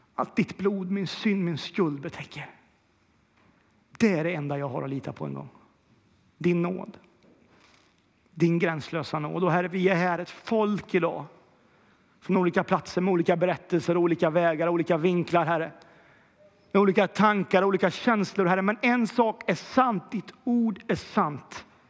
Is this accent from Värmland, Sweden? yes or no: yes; Kil, Värmland, Sweden; Jag är ju också från Kil